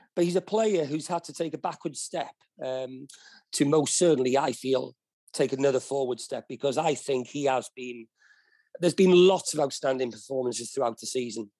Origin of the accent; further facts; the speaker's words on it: Wales, United Kingdom; being a Welshman